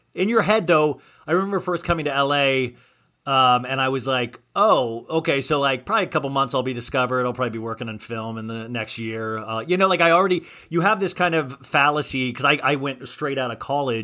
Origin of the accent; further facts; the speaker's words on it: Olathe, Kansas, United States; moved away; I grew up in Kansas